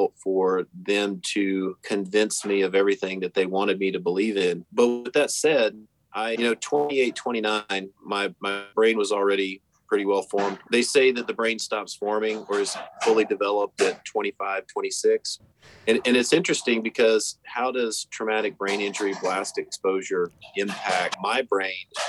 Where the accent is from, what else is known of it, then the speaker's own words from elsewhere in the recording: the Carolinas, United States; also born or lived in Kansas; But at 6 years old, my father moved us out to the Carolinas where he's from. And that's where I really grew up